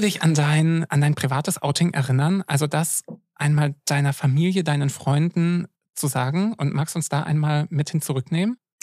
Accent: Görlitz, Saxony, Germany; ich bin in Ostsachsen groß geworden

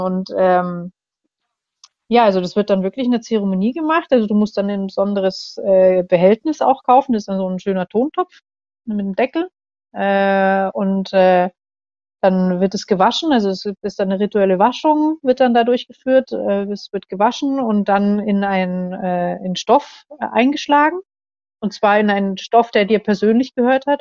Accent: Germany; moved away as an adult; now in Indonesia; bei uns in Deutschland

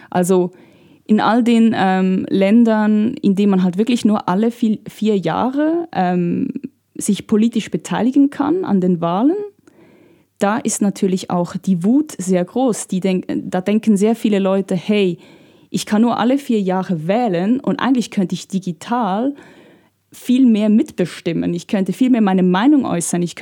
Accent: Italy; aber in Italien, da wo ich herkomme, da regiert, da gibt es eine Partei, eine populistische Partei, die alles digital regiert.

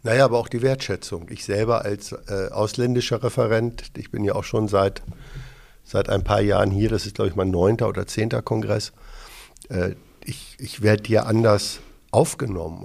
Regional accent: Hamburg, Germany; born or raised there

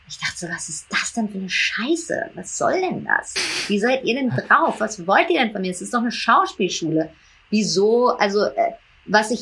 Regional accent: New York, United States; also born or lived in Hamburg / Berlin; Ich bin in New York aufgewachsen und auf eine internationale Schule gegangen

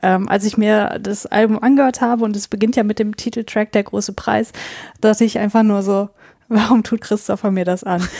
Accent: North Rhine-Westphalia, Germany; ich bin in NRW aufgewachsen

